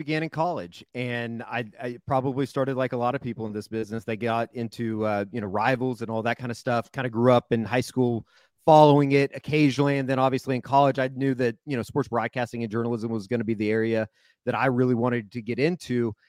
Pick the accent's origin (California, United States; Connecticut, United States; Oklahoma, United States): Oklahoma, United States; Oklahoma City; born and raised in Oklahoma City. You know, went to Putnam City North High School, which is about 35, 40 minutes northwest of downtown Oklahoma City